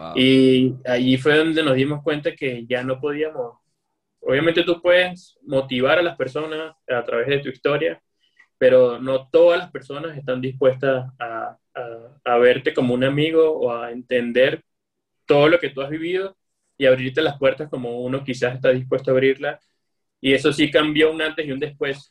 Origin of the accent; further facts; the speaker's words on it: Venezuela; yo soy venezolano y como venezolano vengo de, del calor y del Caribe